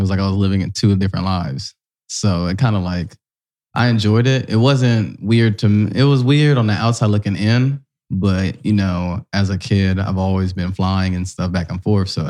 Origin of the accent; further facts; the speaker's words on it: Columbus, Ohio, United States; also born or lived in Virgin Islands; I'm from Columbus, east side of Columbus. But my dad was from the Virgin Islands. He was born in St. Thomas and lived in St. Croix. So I did a lot of living back and forth there.